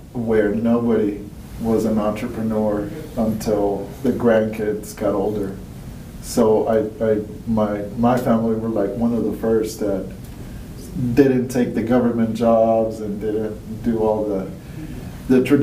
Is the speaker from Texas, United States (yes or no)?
yes; El Paso, Texas, United States; also born or lived in Mexico; I'm from El Paso, Texas, dude. Grew up there. I was actually born in Mexico